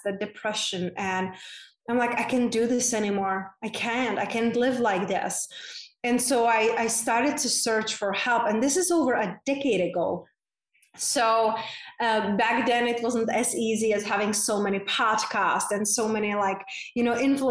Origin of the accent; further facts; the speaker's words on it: Czechia; moved away; I grew up in a very small town in Czech Republic, hence that's my unpronounceable name and my accent is from